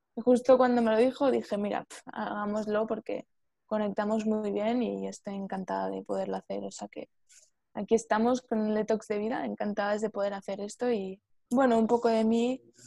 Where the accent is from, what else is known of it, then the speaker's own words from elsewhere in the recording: Spain; yo soy de España